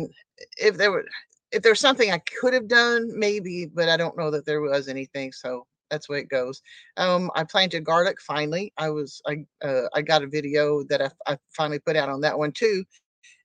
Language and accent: English; Oklahoma, United States; I'm from Oklahoma